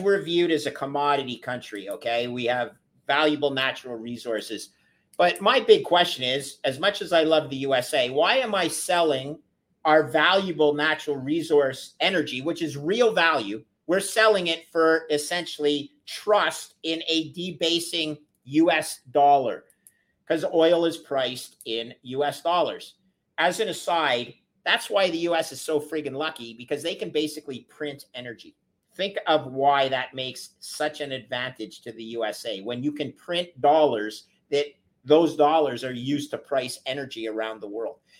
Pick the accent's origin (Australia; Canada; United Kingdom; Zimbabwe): Canada; as a Canadian